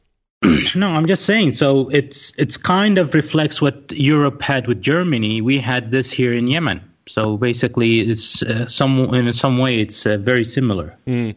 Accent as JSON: {"language": "English", "town": "Riyadh", "region": "Riyadh Province", "country": "Saudi Arabia", "tie": "born or raised there", "also_born_or_lived": "Pakistan / United States / Spain", "said": "I was born in Riyadh in Saudi Arabia. I was born at the end of '76. Uh, uh, I've been mostly in Riyadh uh, raised"}